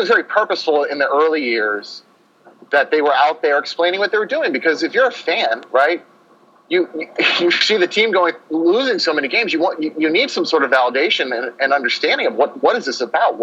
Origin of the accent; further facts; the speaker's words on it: Northeast, United States; moved away; I'm from the Northeast